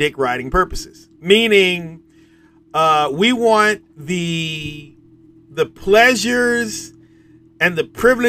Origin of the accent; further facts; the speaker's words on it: Norfolk, Virginia, United States; I'm from Norfolk